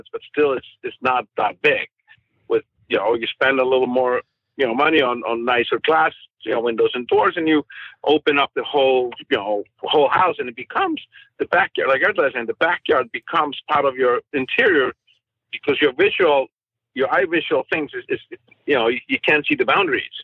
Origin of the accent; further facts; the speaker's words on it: Iceland; now in Santa Monica, United States; growing up in Iceland, where the weather is, you know, extremely hard.